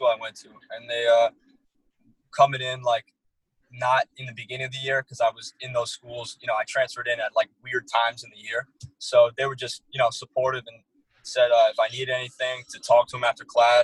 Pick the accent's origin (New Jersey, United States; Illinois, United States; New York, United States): New Jersey, United States; Harrington Park; I'm from North Jersey by Bergen, in Bergen County, Harrington Park, okay. New Jersey